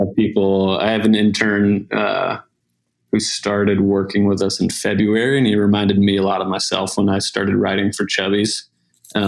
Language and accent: English; South Carolina, United States; moved away as an adult; also born or lived in Montana / Portland, Oregon / Atlanta, Georgia; I'm originally from South Carolina.